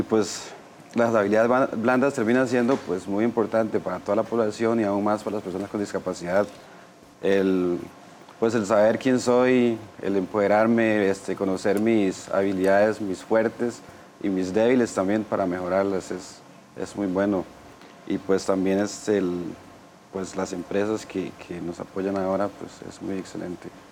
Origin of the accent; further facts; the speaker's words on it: Golfito, Puntarenas, Costa Rica; now in Desamparados, Costa Rica; soy de la zona sur de Golfito, vivo actualmente Desamparado, en San José